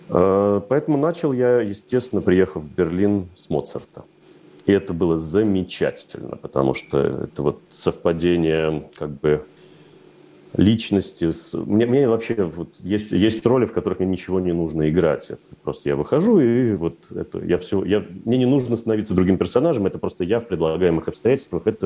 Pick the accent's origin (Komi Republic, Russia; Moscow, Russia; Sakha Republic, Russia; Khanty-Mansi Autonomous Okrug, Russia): Moscow, Russia; потому что, когда мы росли в Москве, естественно, немецкий язык ассоциировался исключительно с фразой «Хендехох» и «Гитлер капут»